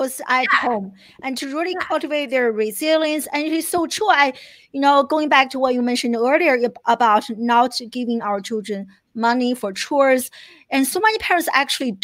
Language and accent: English; China; moved away as an adult; now in United States; I grew up in China. I came to the US in my early 20s